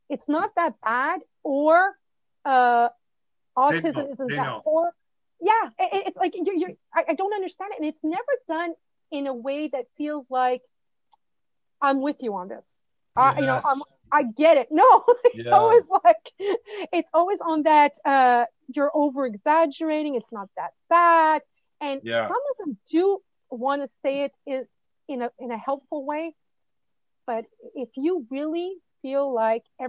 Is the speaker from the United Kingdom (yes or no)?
no; Canada; we're Canadian